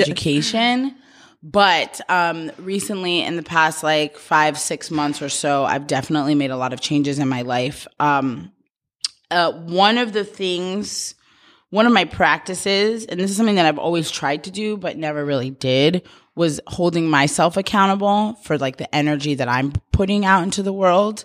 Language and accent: English; New York, United States; moved away as an adult; now in Los Angeles, United States; I'm from New York and, like, such a tight community